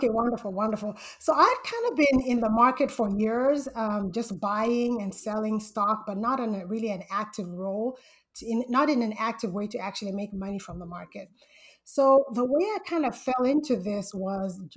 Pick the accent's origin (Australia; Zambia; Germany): Zambia; moved away as an adult; now in Southern California, United States; I'm originally from Zambia, Central Africa, and I came to the United States for college.